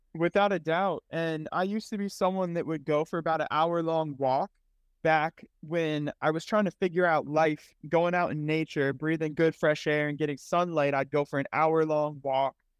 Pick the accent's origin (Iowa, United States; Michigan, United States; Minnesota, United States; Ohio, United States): Ohio, United States; Cleveland; now in Kansas City, United States; I was born in Cleveland, Ohio